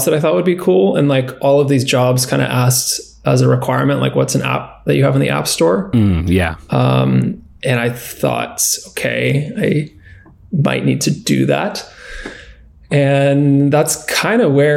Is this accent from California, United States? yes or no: yes; San Diego, California, United States; also born or lived in San Luis Obispo; I was born and raised in San Diego in California